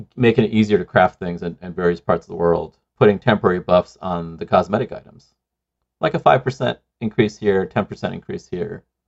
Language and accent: English; Sri Lanka; moved away; I grew up in Sri Lanka